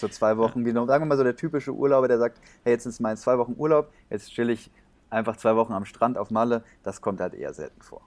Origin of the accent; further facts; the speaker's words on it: Germany; wir Deutsche